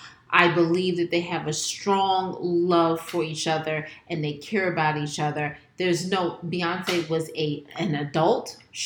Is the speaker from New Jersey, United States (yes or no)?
yes; New Jersey, United States; We're from Jersey.